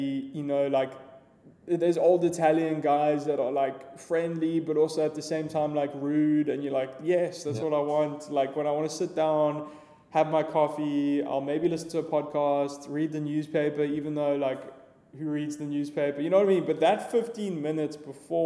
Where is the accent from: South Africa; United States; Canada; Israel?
South Africa; Johannesburg, Gauteng; I grew up in Joburg.